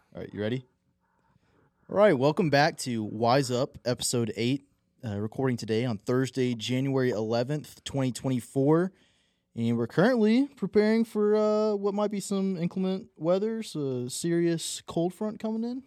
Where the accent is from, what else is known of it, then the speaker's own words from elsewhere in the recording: Texas, United States; snow days when you were a kid in school and such a novelty in, in Texas too.